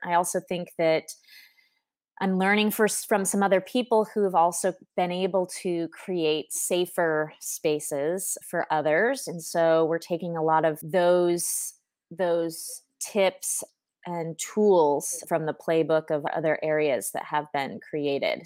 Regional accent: Southern California, United States; moved away as an adult; also born or lived in New York City; now in Paris, France; growing up in Southern California

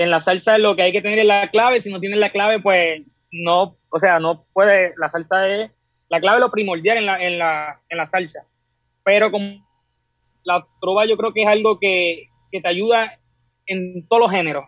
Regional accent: Puerto Rico; Soy del pueblo de Apilla

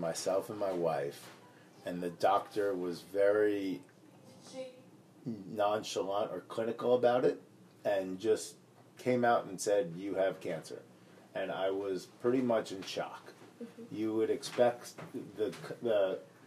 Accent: United States; I grew up just outside of New York

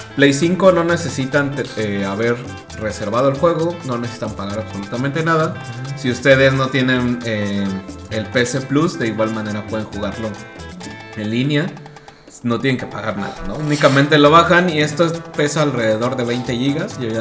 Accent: Mexico; nosotros somos de México

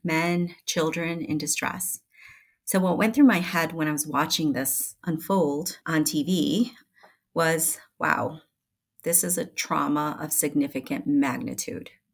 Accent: Chicago, Illinois, United States; now in Colorado, United States; I had grown up in Chicago

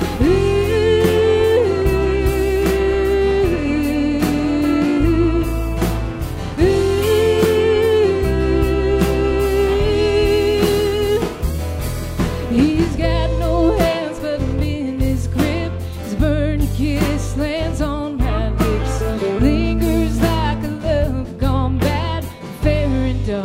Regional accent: Waco, Texas, United States; my hometown of Waco, Texas

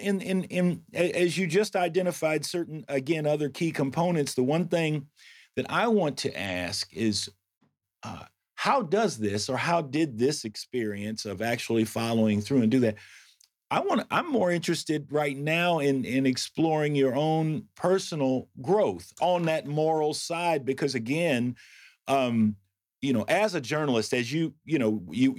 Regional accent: Indianapolis, Indiana, United States; I grew up in Indianapolis, Indiana

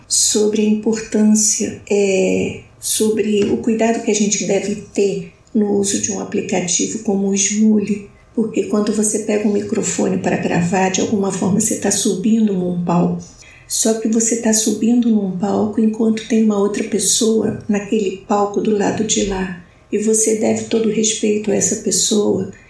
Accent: Rio de Janeiro, Brazil; now in Connecticut, United States; eu sou do Rio de Janeiro

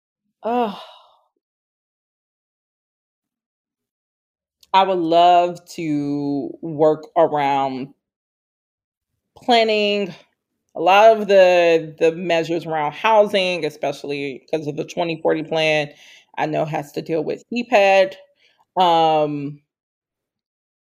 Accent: Chicago, Illinois, United States; now in Minneapolis, United States; my hometown, Chicago

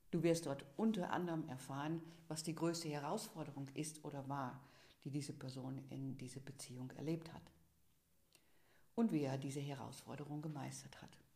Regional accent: Netherlands; born there; German is a second language; Ich bin, wie du sicherlich hörst, gebürtige Niederländerin

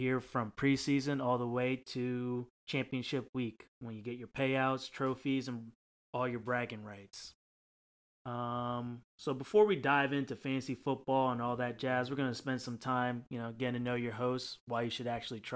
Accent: South New Jersey, United States; We're all from South New Jersey, East Coast guys

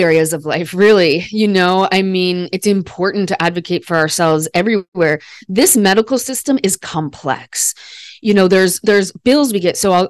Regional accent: Midwest, United States; I'm an educated white woman. I'm from the Midwest of America.

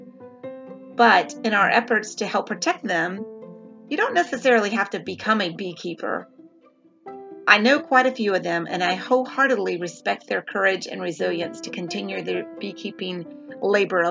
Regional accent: the South, United States; I'm from the South

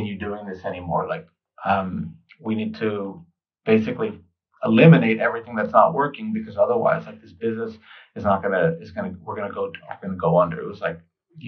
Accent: New York City, New York, United States; kid growing up in New York, I was eating pizza practically every day

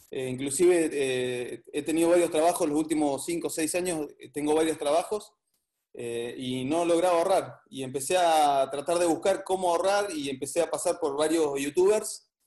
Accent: Comodoro Rivadavia, Chubut, Argentina; De Comodoro Rivadavia.

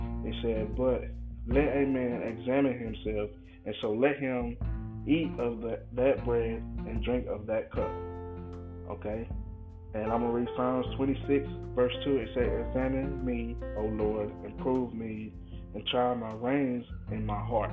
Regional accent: United States; me being an American and living my life

